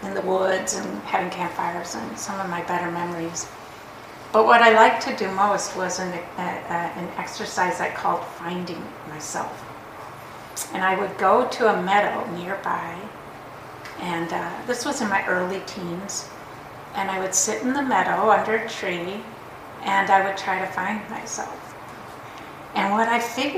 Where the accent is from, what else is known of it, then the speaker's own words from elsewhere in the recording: Minnesota, United States; accent: Minnesota; I say Minnesota and like my accent comes out